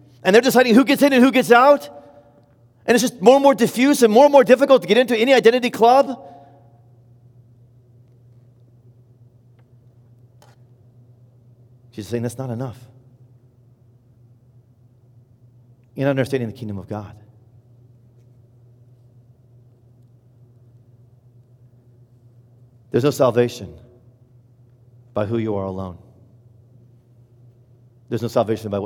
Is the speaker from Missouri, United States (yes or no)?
no; Indiana, United States; I'm from Indiana and I love Indiana